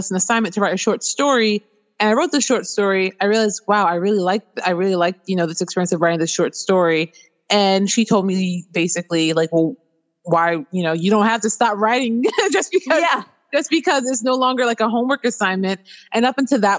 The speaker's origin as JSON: {"language": "English", "town": "Baltimore", "region": "Maryland", "country": "United States", "tie": "born or raised there", "moved": "yes", "lives_now": "Washington State, United States", "said": "I'm originally born and raised in Baltimore City, so East Coast, East Coast. But I am currently residing in Washington State"}